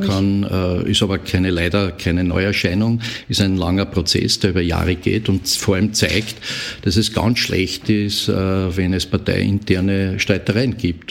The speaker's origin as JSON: {"language": "German", "country": "Austria", "said": "bei uns in Österreich"}